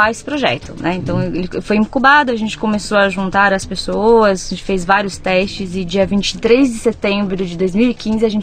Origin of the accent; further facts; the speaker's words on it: São Paulo, Brazil; São, eu sou de São Paulo.